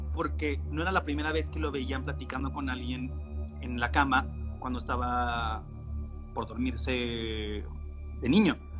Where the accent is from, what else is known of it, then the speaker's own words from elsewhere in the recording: Hermosillo, Sonora, Mexico; somos de Hermosillo